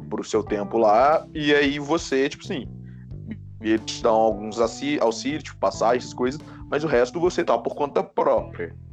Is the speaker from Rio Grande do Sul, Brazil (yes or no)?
no; Minas Gerais, Brazil; now in São Paulo, Brazil; eu vim de Minas, fui para São Paulo, então.